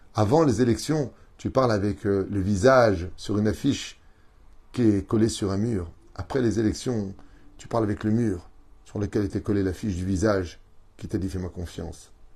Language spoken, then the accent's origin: French; Tunisia; Je suis tunisien